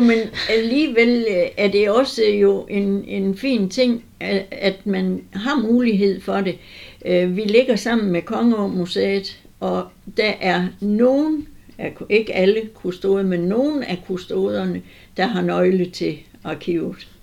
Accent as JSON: {"language": "Danish", "area": "Southern Jutland", "region": "Southern Denmark", "country": "Denmark", "also_born_or_lived": "Tinglev / Vamdrup", "said": "jeg er sønderjyde"}